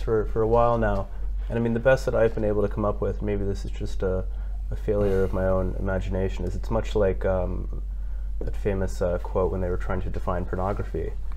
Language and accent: English; Canada; also born or lived in United States; now in United Kingdom; I'm from Canada, which is a Commonwealth country